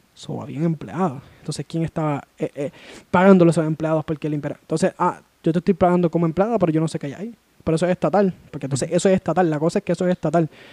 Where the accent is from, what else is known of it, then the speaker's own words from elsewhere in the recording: Puerto Rico; yo como puertorriqueño